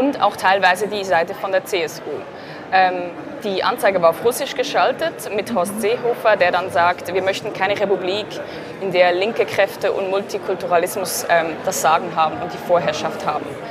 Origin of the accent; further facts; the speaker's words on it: Zurich, Switzerland; ich komme aus Zürich.